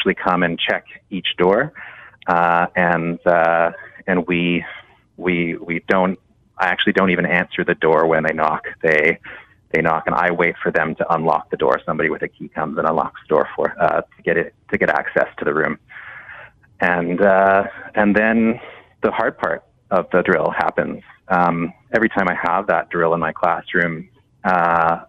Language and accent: English; Canada; a Canadian teacher